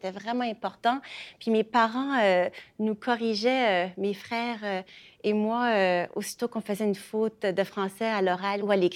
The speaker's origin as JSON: {"language": "French", "region": "Acadia", "country": "Canada", "said": "moi, ça, me rejoint personnellement comme je suis acadienne."}